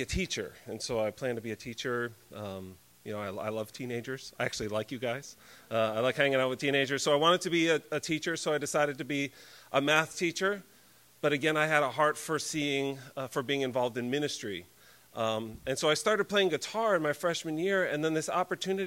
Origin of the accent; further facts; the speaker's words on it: Connecticut, United States; I grew up in Connecticut in a Christian home